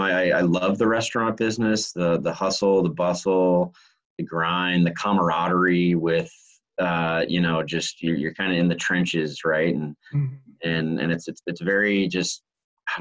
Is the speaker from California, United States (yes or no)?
yes; San Diego, California, United States; born there; Like when we lived in California, I was born in San Diego.